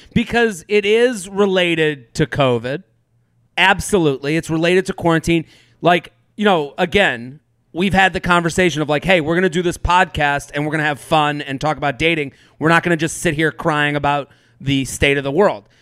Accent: outside of Boston, Massachusetts, United States; growing up outside of Boston

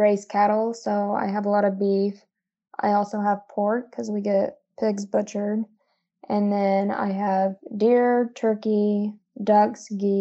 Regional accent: Hume, Missouri, United States; I grew up in Hume, Missouri, which is a really small town, like 350 people

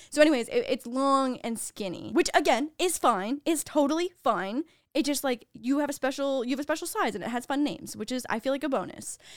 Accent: Canada; moved away; being Canadian, we don't really do the whole sorority and fraternity thing

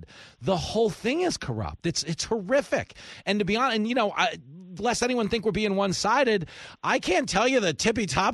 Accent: Levittown, New York, United States; I grew up on Long Island

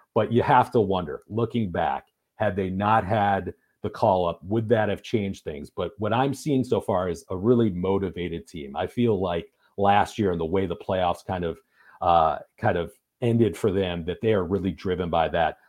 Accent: Michigan, United States; I'm from Michigan

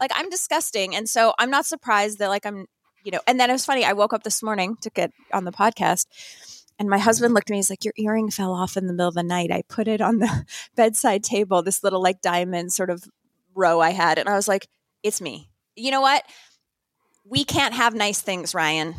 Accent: Northern Canada, Canada; moved away; also born or lived in New York; I grew up in Northern Canada

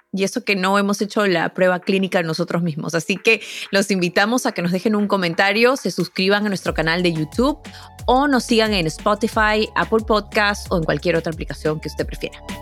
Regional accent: Peru; now in United States; Yo vengo de Perú

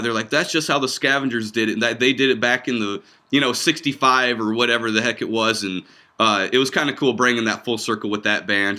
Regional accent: Iowa, United States; also born or lived in Lincoln; we're about an hour and a half north of there. Um, uh, small town, uh, population like six hundred people is where we grew up

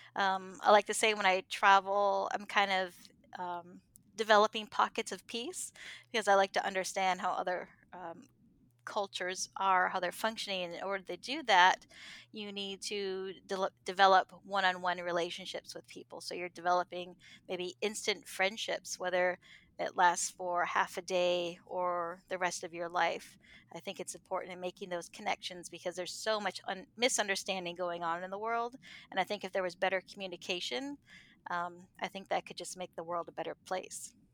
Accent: New York, United States; now in Southwest Florida, United States; I'm originally from New York State.

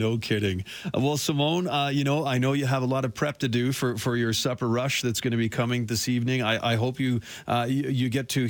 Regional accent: St. John's, Newfoundland and Labrador, Canada; now in Calgary, Canada; I'm from Newfoundland. I was born in St. John's.

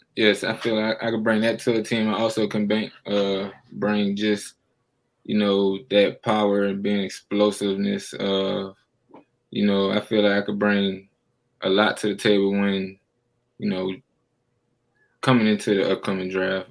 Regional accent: New Orleans, Louisiana, United States; being from New Orleans, that's my hometown

